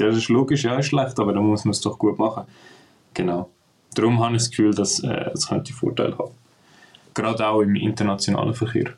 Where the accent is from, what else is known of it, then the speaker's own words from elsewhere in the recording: Switzerland; bei uns in der Schweiz